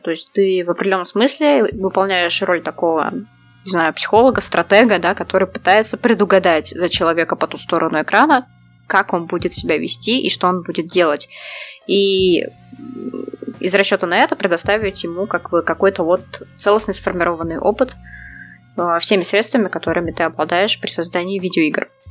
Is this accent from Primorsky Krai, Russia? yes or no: no; Saint Petersburg, Russia; я из Питера